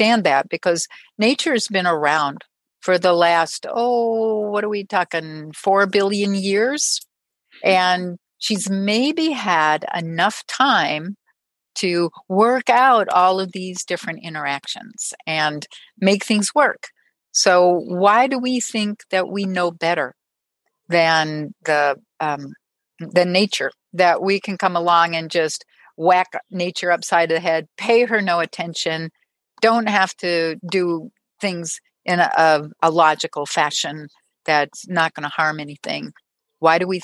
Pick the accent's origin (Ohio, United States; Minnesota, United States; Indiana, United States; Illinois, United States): Minnesota, United States; accent: Minnesota; So I was born in Minnesota, and every once in a while you'll hear the Minnesota accent starting to come out.